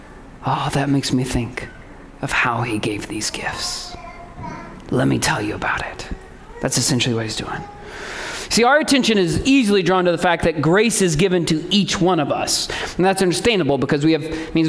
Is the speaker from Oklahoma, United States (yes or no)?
no; Indiana, United States; I come from Indiana and basketball flows in the veins of all true Indianaites